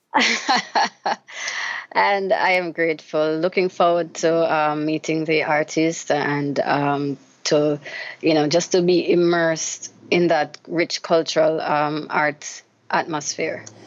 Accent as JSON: {"language": "English", "country": "Jamaica", "tie": "born or raised there", "said": "Growing up in Jamaica as a child"}